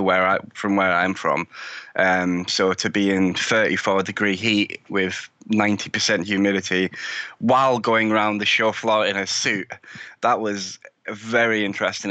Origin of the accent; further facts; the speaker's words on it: United Kingdom; But as you can probably tell by my accent, I'm from the UK. I live in the UK.